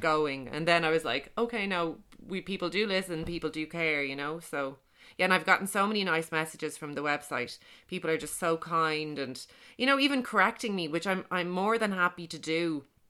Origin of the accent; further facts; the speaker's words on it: Dublin, Leinster, Ireland; I grew up in Beaumont in Dublin